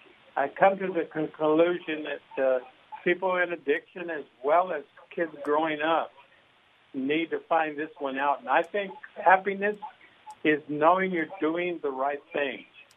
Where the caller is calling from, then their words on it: Anaheim, California, United States; I'm calling from Anaheim.